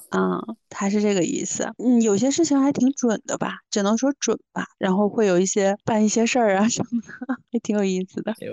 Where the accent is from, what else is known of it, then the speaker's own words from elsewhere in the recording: Northeast China, China; moved away; 我是东北人嘛